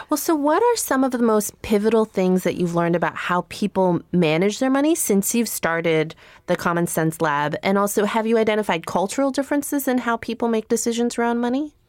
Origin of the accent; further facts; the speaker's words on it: Chicago, Illinois, United States; growing up in Chicago